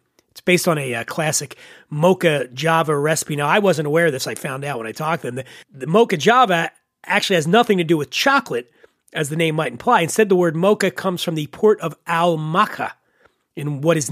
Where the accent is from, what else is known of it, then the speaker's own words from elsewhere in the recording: Philadelphia, Pennsylvania, United States; moved away; my hometown of Philadelphia